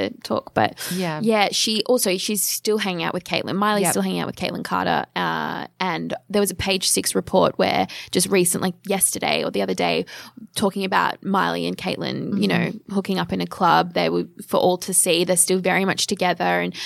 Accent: Geelong, Victoria, Australia; I am from Geelong in Victoria

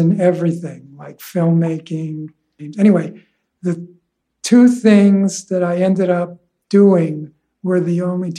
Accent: Huntington, New York, United States; also born or lived in Manhattan, New York City; And so I grew up on Long Island.

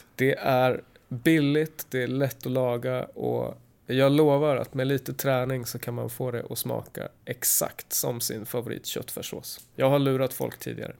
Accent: Sweden

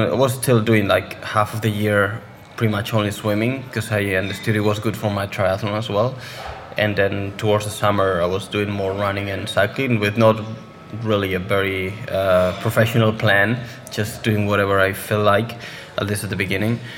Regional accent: Spain; English is a second language; I started playing football like most of the kids in Spain. Um, then I joined the swim club of my hometown

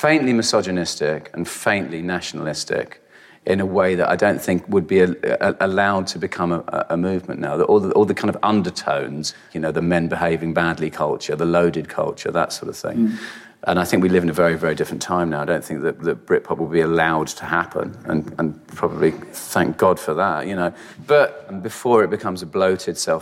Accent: United Kingdom; I don't feel particularly proud to be British

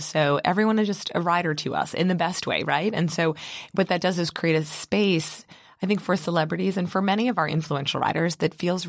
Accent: Baltimore, Maryland, United States; Yeah, so I grew up in Baltimore, Maryland

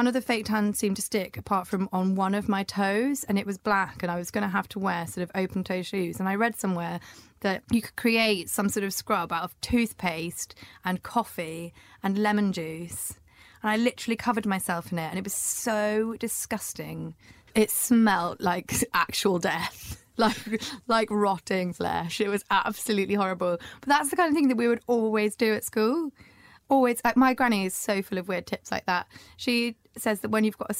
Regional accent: Scotland, United Kingdom; I'm from Scotland.

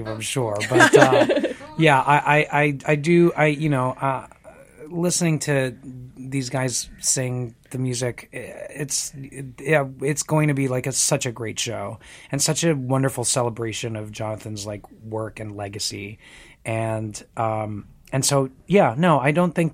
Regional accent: Florida, United States; moved away as an adult; now in New York, United States; when I was growing up in Florida

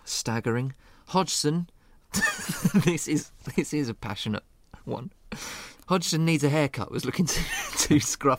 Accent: England, United Kingdom; As an Englishman

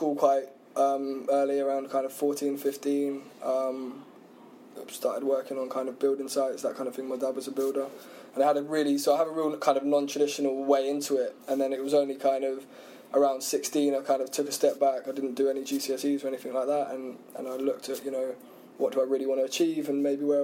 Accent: Isle of Wight, South East England, United Kingdom; now in London, United Kingdom; I grew up on the Isle of Wight

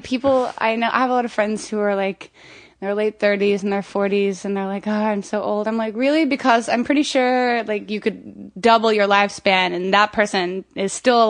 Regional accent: Florida, United States; also born or lived in Montana; I'm from Florida.

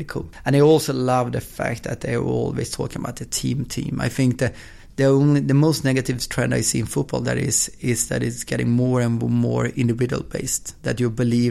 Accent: Östersund, Jämtland, Sweden; now in Gothenburg, Sweden; I was born in Gothenburg, and when I was two, I moved to Östersund, which is in the middle of Sweden, small town with like population of 60,000 or something like

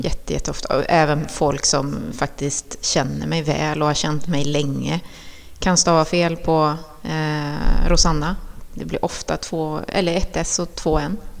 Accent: Trollhättan, Västra Götaland, Sweden; also born or lived in Chile; jag var uppväxt på Kronogården

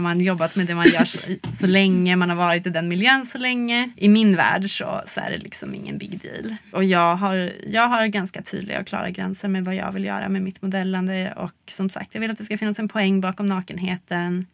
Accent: Luleå, Norrbotten County, Sweden; i Luleå då där jag växte upp

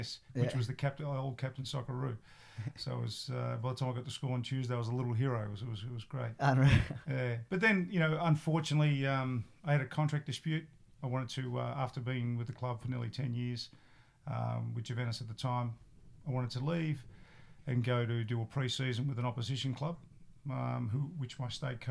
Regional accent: Melbourne, Victoria, Australia; Growing up in Brunswick, for those who don't know Brunswick, Melbourne, it was a rough and tough area.

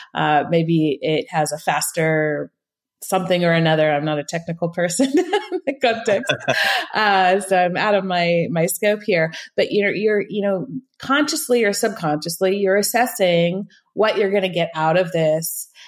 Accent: northern California, United States; moved away as an adult; now in Switzerland; I grew up in the States in California, northern, the northern part of California

